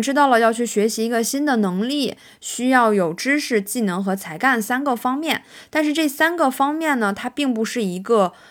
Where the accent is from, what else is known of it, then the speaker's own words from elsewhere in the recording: Northeast China, China; accent: Northeastern (Dongbei) dialect; 我们东北话叫白话